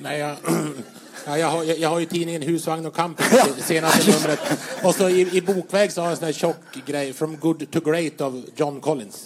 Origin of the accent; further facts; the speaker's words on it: Vännäs, Västerbotten County, Sweden; har ju ett förflutet i kyrkans ungdom hemma i Vännäs